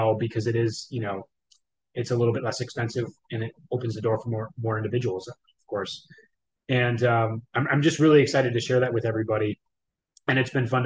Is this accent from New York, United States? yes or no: no; Wisconsin, United States; moved away as an adult; I'm from Wisconsin originally for the 30 years out of my 39 years of my life